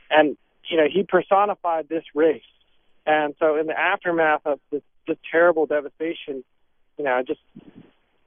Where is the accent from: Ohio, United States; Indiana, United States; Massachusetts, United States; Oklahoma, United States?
Massachusetts, United States; Belmont; also born or lived in Watertown, Massachusetts; I was born in Watertown. My family moved to Belmont when I was really young